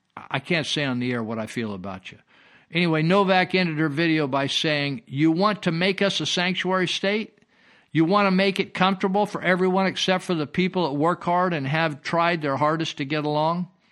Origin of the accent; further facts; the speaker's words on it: Marysville, California, United States; a friend I, I grew up with in Marysville